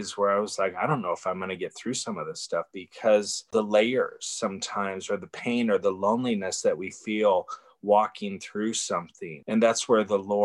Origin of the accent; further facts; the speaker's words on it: Bay Area, California, United States; I'm from the Bay Area, and I moved back to the Bay Area